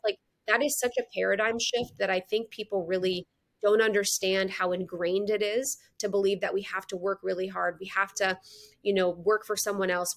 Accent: Midwest, United States; moved away; also born or lived in Chicago; I'm from the Midwest

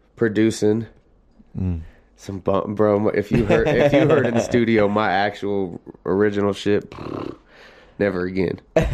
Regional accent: Denver, Colorado, United States; From Denver.

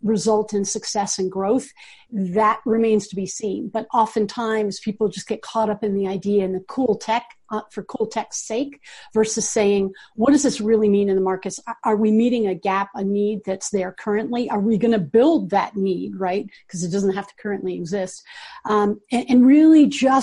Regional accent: Washington, District of Columbia, United States; moved away as an adult; now in Boulder, United States; I grew up in Washington, D.C.

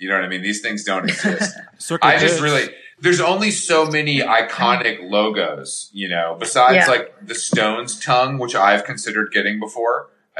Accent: Atlanta, Georgia, United States; I'm from Atlanta.

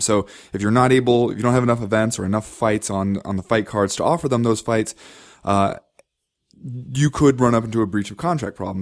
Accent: Cincinnati, Ohio, United States; I grew up in Cincinnati

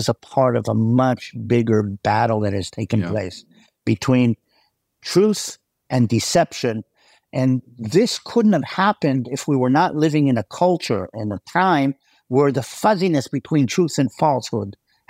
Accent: United States; I'm going to say in all culture because I think I'm American.

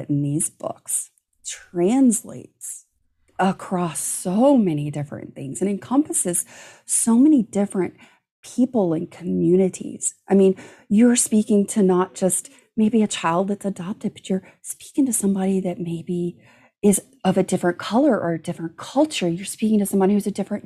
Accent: Gulf Coast, United States; growing up on the Gulf Coast

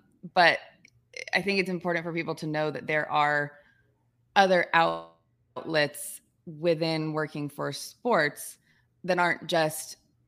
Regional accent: Georgia, United States; I'm being from Georgia. Georgia Southern's a team that it's very easy to follow.

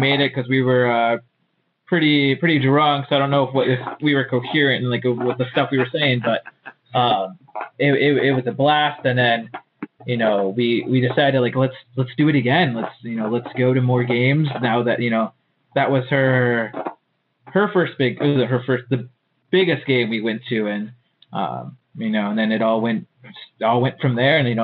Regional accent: Minneapolis, Minnesota, United States; I was born and raised in the Twin Cities, so that's, you know, the metro area of Minnesota

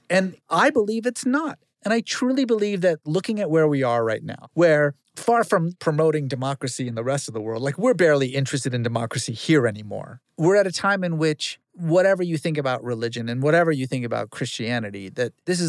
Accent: Iran; now in United States; When I was a kid growing up in Iran

